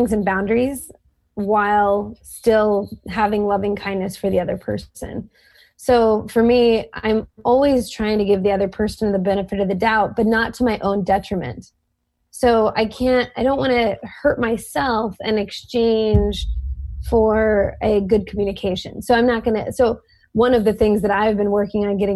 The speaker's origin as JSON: {"language": "English", "region": "the South", "country": "United States", "tie": "born or raised there", "said": "I grew up in the South personally"}